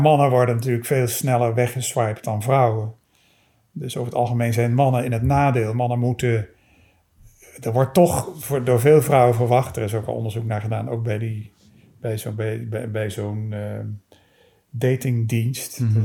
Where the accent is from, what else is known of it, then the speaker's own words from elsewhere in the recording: Maastricht, Limburg, Netherlands; ik ben in Maastricht opgegroeid